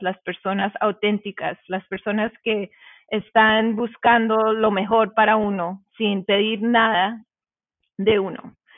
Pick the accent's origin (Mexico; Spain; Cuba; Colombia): Colombia; yo vengo de Colombia